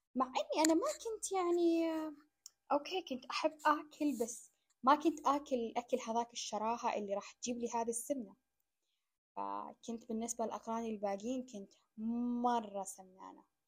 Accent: Saudi Arabia; أنا قاعدة أنقل أو أمثل بلدي

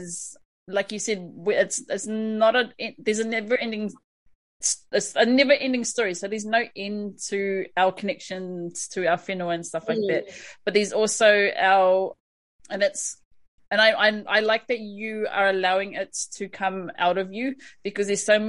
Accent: Australia; Being in the Gold Coast and being an Aussie, what is there available to our Māori people over there to sort of go on their journey?

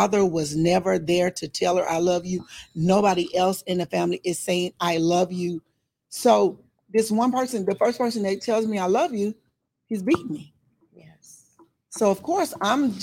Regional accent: Arkansas, United States; moved away; I'm from Arkansas

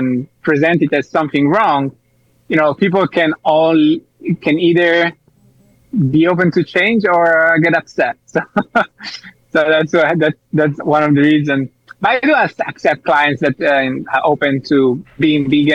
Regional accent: Italy; now in Spain; I'm from Italy

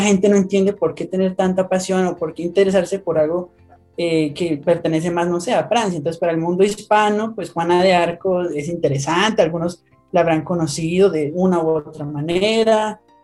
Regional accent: Colombia; now in Bogotá, Colombia; soy de Colombia, les, hablo desde Bogotá, Colombia

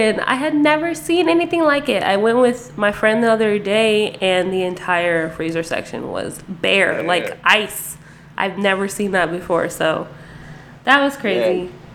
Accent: Las Vegas, Nevada, United States; I definitely wasn't born here, but I lived here since I was six. So I'm Vegas raised

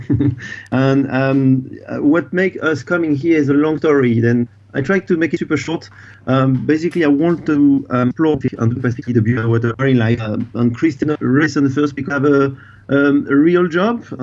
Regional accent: France; And everybody, when when people ask me uh, where are you from in France, I answer I'm from France for sure.

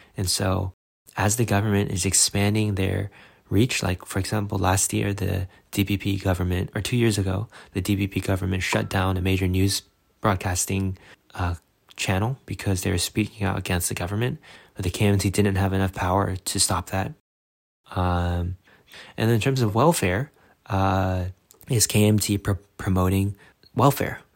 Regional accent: United States; as an American

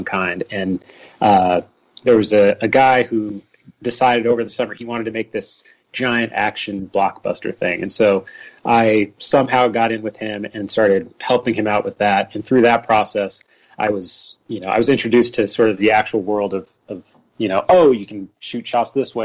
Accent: Pittsburg, California, United States; From a young age, I grew up in Pittsburgh, California.

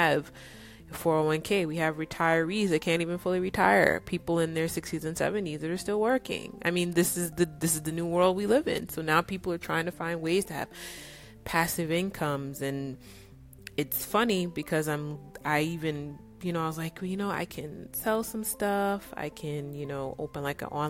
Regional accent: New York, United States; also born or lived in California; now in Dallas, United States; I grew up in New York

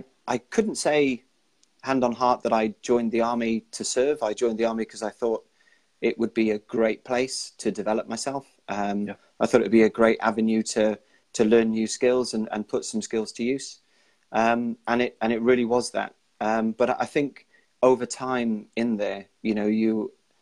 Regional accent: Wales, United Kingdom; I'm Welsh

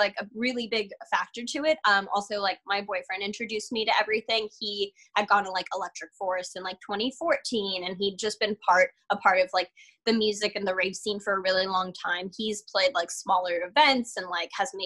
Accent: California, United States; I'm from California, born and raised, so I've never really been outside of the state, like living wise

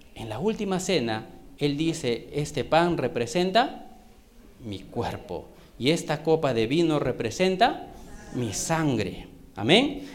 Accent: Trujillo, La Libertad, Peru; now in Lima, Peru; yo soy de Trujillo

